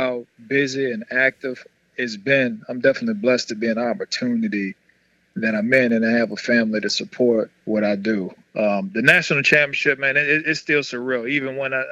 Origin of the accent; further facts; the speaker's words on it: New Orleans, Louisiana, United States; growing up as a little boy, man, in Holly Grove, Holly Grove in New Orleans.